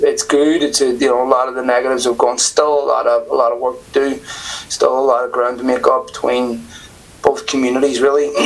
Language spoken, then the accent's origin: English; Belfast, Northern Ireland, United Kingdom; I was born in Belfast in the seventies. Um, grew up in the seventies, eighties